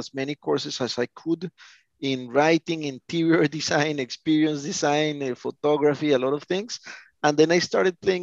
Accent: Colombia; I'm from Colombia

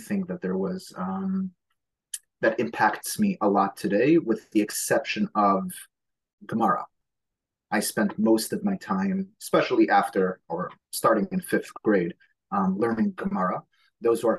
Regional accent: New York City, New York, United States; first language Hebrew; English is a second language; I was born in Borough Park to an Israeli family, which somehow or other meant that I did not speak a word of English until I was about 6 and a half or 7.

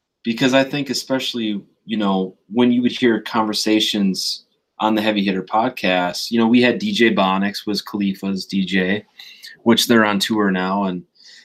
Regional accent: Coon Rapids, Minnesota, United States; also born or lived in Frankfurt, Germany / Eau Claire, Wisconsin / Maple Grove, Minnesota / Burnsville, Minnesota; I grew up in Coon Rapids, Minnesota

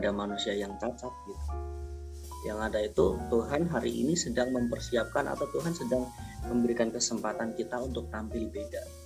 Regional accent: Banyuwangi, East Java, Indonesia; Aku lahir di Banyuwangi eh, di Desa Benengantor tahun 1992.

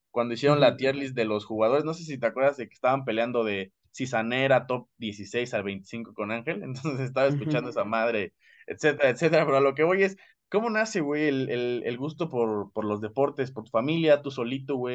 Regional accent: Mexico; Soy mexicano

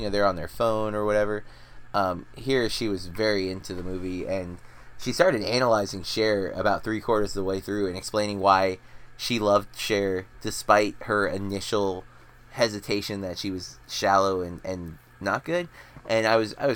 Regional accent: United States; I'm sadly American

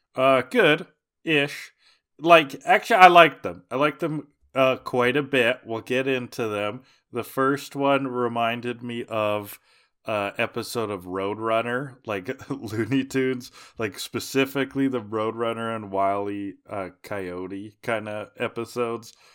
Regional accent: Canada; as a Canadian

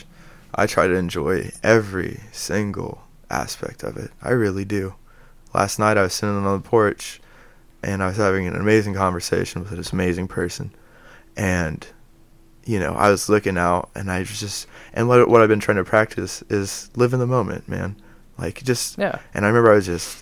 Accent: Dayton, Ohio, United States; I was born in Dayton, Ohio

